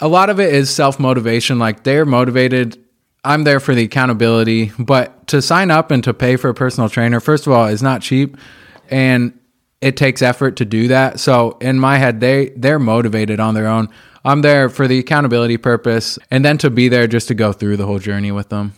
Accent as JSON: {"language": "English", "town": "Indianapolis", "region": "Indiana", "country": "United States", "tie": "born or raised there", "said": "I grew up right here in Indy, on the east side of Indianapolis, where we are now"}